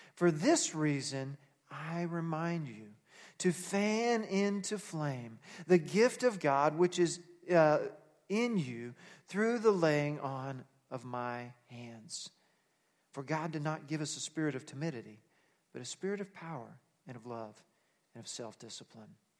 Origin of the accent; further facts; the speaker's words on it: Texas, United States; now in Nebraska, United States; I'm from Texas, so I can say howdy, even though I've lived in Nebraska a long time